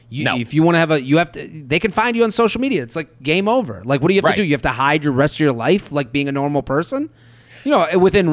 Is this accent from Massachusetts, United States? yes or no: yes; outside of Boston, Massachusetts, United States; moved away; I'm from outside of Boston, but I started in New York.